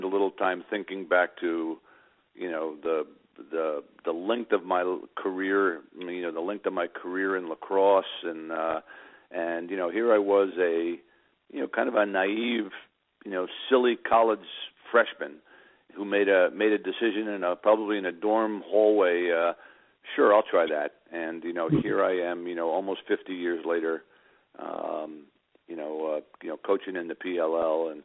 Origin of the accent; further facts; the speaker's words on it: Long Island, New York, United States; I grew up on Long Island, born in New York City. Grew up on Long Island